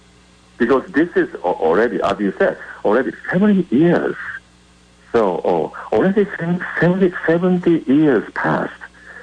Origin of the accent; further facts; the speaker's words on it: Japan; Actually, I'm from Japan.